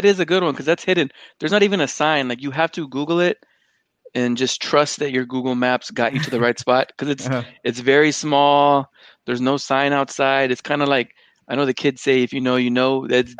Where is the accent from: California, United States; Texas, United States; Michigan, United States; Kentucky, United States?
Texas, United States; San Antonio; Growing up in San Antonio, a lot of us stay in our side of town